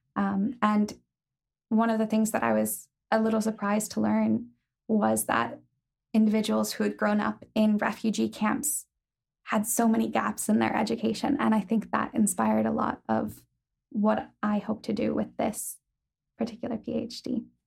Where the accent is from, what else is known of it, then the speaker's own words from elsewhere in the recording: Ohio, United States; moved away as an adult; now in Belfast, United Kingdom; I'm from Ohio